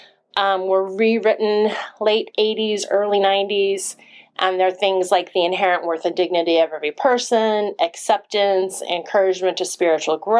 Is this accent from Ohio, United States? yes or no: no; Monmouth, Oregon, United States; I grew up from age 4 in a small town called Monmouth in Oregon